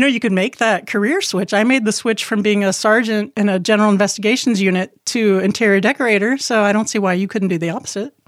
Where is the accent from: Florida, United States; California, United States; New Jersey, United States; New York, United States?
Florida, United States; Key West; I was born in Key West